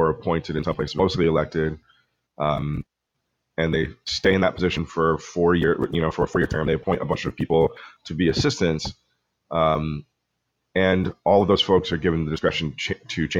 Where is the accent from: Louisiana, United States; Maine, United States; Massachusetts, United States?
Massachusetts, United States; Pepperell; also born or lived in Colombia; I grew up predominantly on the North Shore of Massachusetts up in a little town called Pepperell